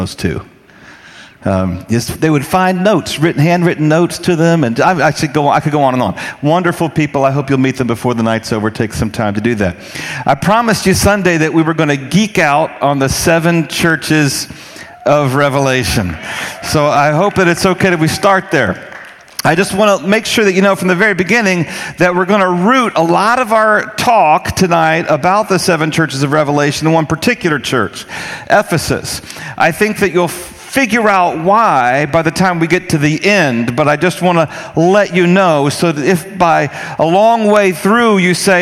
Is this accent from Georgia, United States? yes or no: no; North Carolina, United States; I grew up in North Carolina